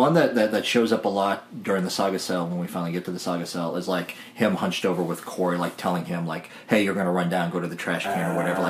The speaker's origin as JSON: {"language": "English", "area": "White County", "region": "Illinois", "country": "United States", "tie": "born or raised there", "moved": "yes", "said": "I grew up in White County, Illinois"}